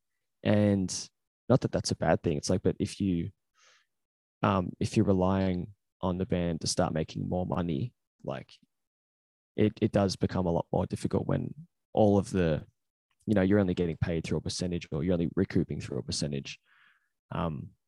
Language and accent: English; Australia; because we're Australian